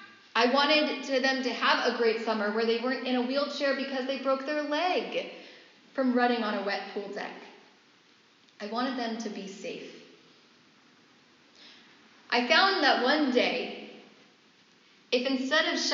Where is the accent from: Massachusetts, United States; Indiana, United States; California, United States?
California, United States; San Francisco Bay Area; moved away; I'm from the Bay Area, there's lots of oak trees in that area